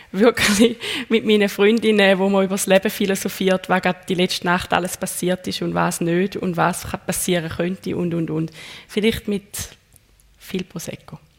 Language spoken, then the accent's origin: German; Zurich, Switzerland; ja, das kann ich als Zürcherin